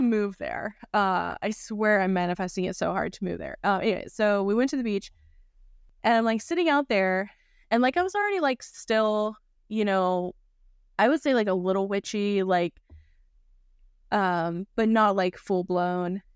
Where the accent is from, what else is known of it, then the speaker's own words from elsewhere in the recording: North Carolina, United States; growing up in North Carolina